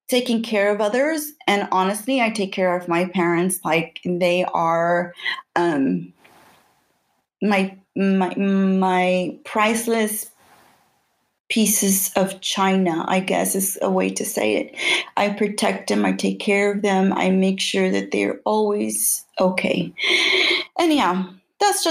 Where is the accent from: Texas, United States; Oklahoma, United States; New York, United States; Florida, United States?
Texas, United States; Houston; I grew up in the North Side. I grew up next to downtown Houston.